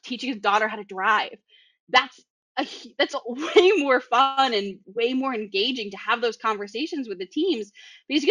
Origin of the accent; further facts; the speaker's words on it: Boston, Massachusetts, United States; accent: Boston; I have a really strong Boston accent